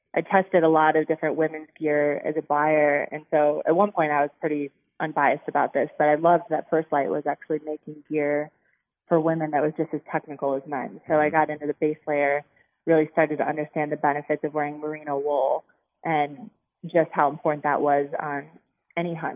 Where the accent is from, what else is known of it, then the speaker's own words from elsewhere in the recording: Chicago, Illinois, United States; I'm actually from the Chicago area. So I was like a suburb girl growing up.